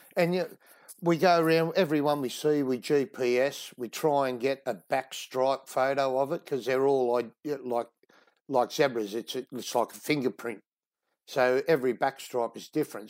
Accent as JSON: {"language": "English", "town": "Sydney", "region": "New South Wales", "country": "Australia", "tie": "born or raised there", "moved": "as an adult", "lives_now": "Western Australia, Australia", "said": "I grew up in Sydney"}